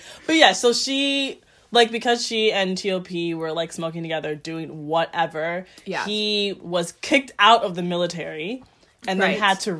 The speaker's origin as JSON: {"language": "English", "country": "United States", "said": "it makes sense to me as an American."}